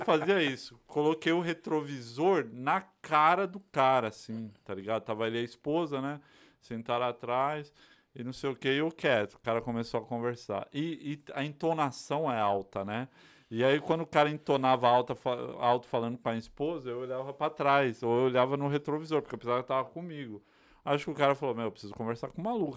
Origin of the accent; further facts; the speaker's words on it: São Paulo, Brazil; also born or lived in Bahia; now in United States; Sou baiano criado é de São Paulo